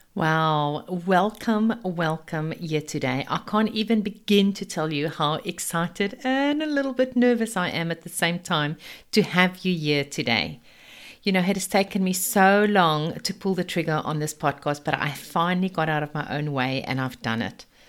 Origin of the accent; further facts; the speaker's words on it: South Africa; accent: Afrikaans; moved away as an adult; also born or lived in United Kingdom / Zimbabwe; now in Sunshine Coast, Australia; I've actually lived in four different countries, starting in South Africa. Yes, this is my very Afrikaans accent.